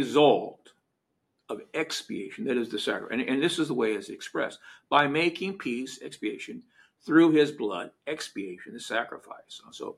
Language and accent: English; United States; I'm from America